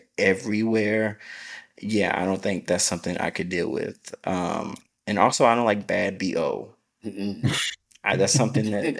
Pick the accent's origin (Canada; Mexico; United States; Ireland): United States; Clarksville, Tennessee; moved away as an adult; now in Dallas, United States; I'm from Tennessee